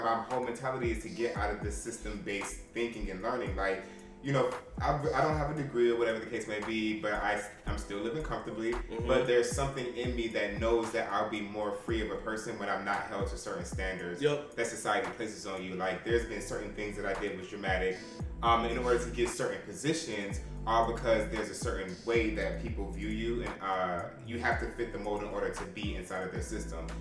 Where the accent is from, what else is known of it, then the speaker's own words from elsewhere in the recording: United States; being American bred